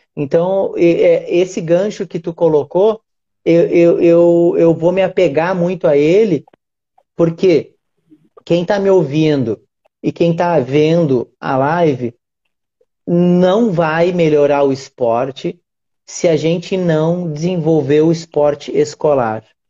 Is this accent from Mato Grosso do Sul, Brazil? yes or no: no; Rio Grande do Sul, Brazil; eu sou gaúcho